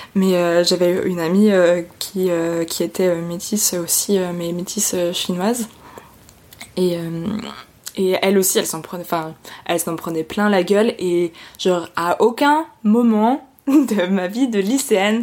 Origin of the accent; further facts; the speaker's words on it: Haute-Savoie, Auvergne-Rhône-Alpes, France; Je suis née en Haute-Savoie